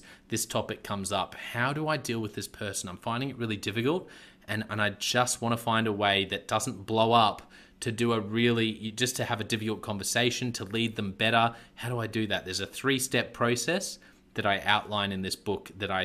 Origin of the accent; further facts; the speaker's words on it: Australia; accent: Aussie; my Aussie accent